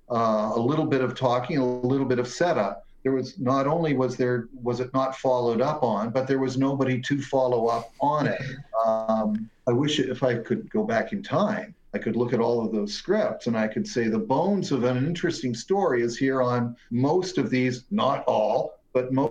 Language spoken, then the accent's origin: English; Hamilton, Ontario, Canada; now in Toronto, Canada; I am from Hamilton